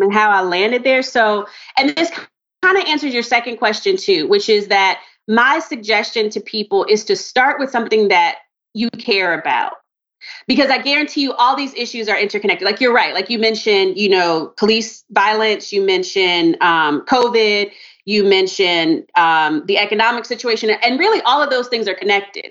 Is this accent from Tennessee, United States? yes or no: no; Maryland, United States; also born or lived in North Carolina / Charlotte, North Carolina; I was born in North Carolina my family moved up to Maryland when I was like, I was a baby. You know what I mean? So I did like all my grade school in Maryland